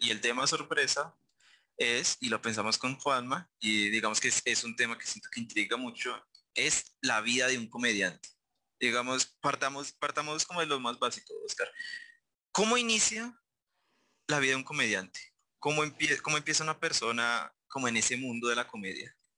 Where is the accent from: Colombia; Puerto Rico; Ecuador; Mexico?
Colombia; Facatativá, Cundinamarca; yo soy de Facatativá